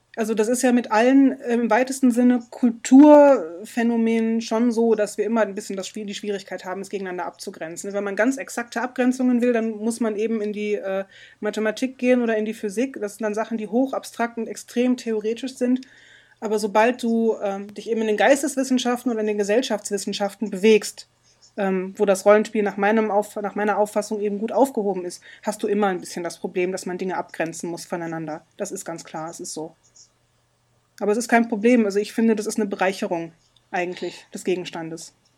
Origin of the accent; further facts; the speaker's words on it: Germany; Bei uns in Deutschland